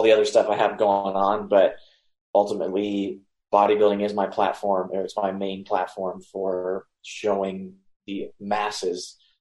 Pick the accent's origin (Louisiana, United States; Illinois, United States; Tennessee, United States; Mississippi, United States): Mississippi, United States; South; I was born and raised in South Mississippi in a Hindu temple